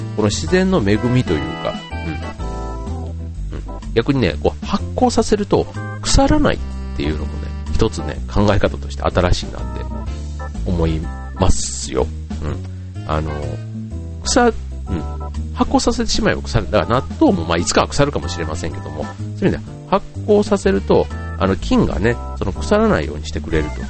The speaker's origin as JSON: {"language": "Japanese", "town": "Funabashi", "region": "Chiba", "country": "Japan", "tie": "born or raised there", "said": "地元の船橋で、船っちという活動をやっています"}